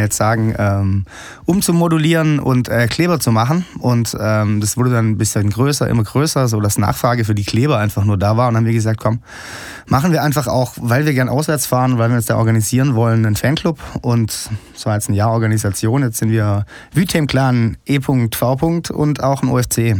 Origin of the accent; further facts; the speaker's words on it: Stuttgart, Baden-Württemberg, Germany; ich komme aus Stuttgart, bin ein Musiker